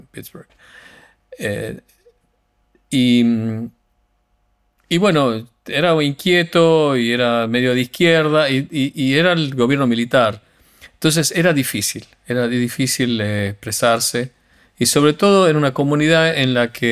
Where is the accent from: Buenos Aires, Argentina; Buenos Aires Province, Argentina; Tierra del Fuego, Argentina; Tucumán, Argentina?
Tucumán, Argentina; accent: Tucumán; yo cuando voy a España, como sé que los argentinos no, no nos quieren, pelo mi acento tucumano más prístino